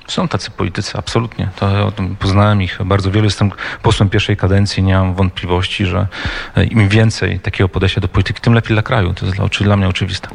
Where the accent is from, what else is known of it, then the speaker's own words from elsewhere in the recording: Olsztyn, Warmian-Masurian Voivodeship, Poland; mojego rodzinnego miasta Olsztyna